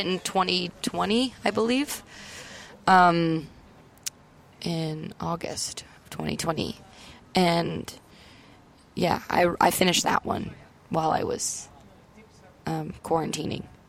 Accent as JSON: {"language": "English", "town": "Welland", "region": "Ontario", "country": "Canada", "said": "I'm from Welland, Ontario, and he's from Welland, Ontario."}